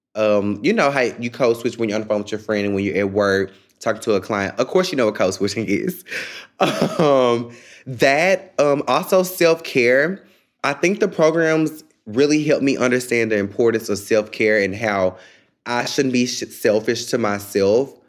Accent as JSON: {"language": "English", "town": "Memphis", "region": "Tennessee", "country": "United States", "moved": "as an adult", "lives_now": "Washington, D.C., United States", "said": "I'm from Memphis, Tennessee"}